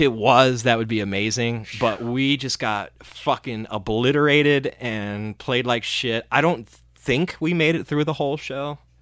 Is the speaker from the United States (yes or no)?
yes; Cleveland, Ohio, United States; we're from Cleveland